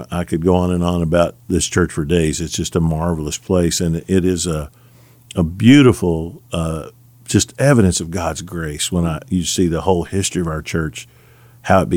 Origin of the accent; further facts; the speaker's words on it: the South, United States; growing up in the South, a white kid